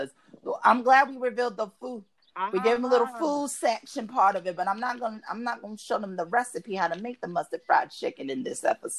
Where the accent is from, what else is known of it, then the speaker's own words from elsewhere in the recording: New York City, New York, United States; also born or lived in Bronx, New York; moved to Brooklyn, like, between 91, 92, 93